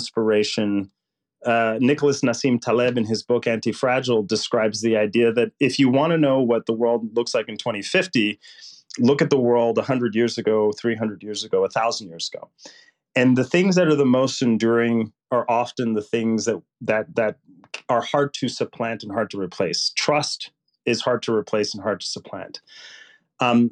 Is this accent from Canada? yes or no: no; Puerto Rico; I grew up poor in Puerto Rico, which would make Mississippi look rich.